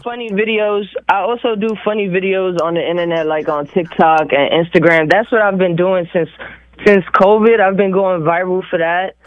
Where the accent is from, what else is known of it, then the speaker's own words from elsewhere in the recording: New York City, New York, United States; I'm from New York City. I'm from the Bronx.